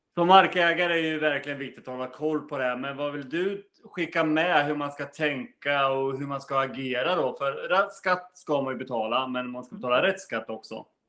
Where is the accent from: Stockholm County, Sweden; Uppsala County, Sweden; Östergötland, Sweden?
Östergötland, Sweden; du och jag som östgötar